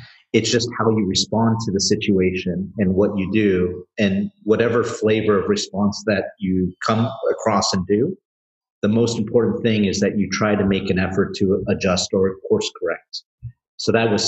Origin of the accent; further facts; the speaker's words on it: Southern California, United States; I'm from Southern California and we do stuff like BMX race and skateboarded